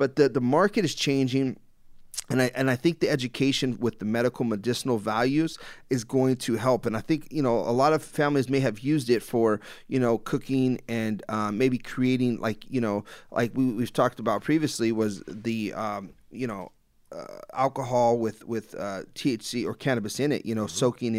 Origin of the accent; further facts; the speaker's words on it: Los Angeles, California, United States; growing up in Los Angeles myself, you know